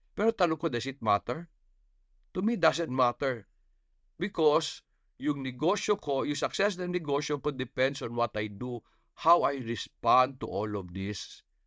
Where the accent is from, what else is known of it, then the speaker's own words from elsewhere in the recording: Bukidnon, Northern Mindanao, Philippines; I come from Bukidnon.